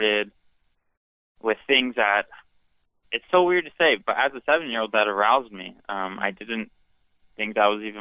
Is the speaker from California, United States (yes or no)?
yes; Fresno, California, United States; I am from Fresno, California